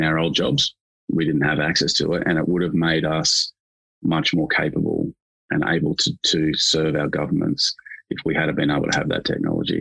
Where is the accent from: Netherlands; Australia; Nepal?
Australia; as an Australian